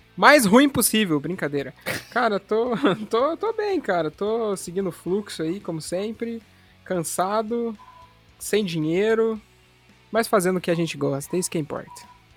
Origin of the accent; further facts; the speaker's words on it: interior of São Paulo, Brazil; moved away; Eu sou lá, de, lá do interior de São Paulo